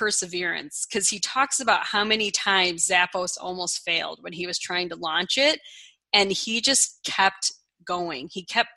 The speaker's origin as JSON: {"language": "English", "region": "Nebraska", "country": "United States", "tie": "born or raised there", "moved": "yes", "said": "I was born in Nebraska."}